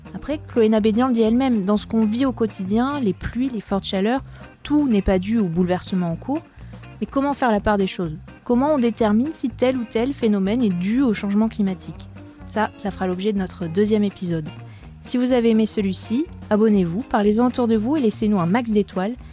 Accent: France; c'est chez nous, en France

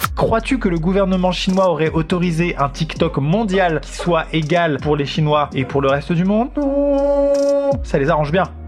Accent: France; chez nous, en France

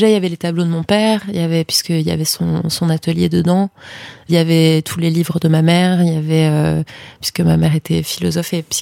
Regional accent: Paris, Île-de-France, France; J'ai grandi à Paris

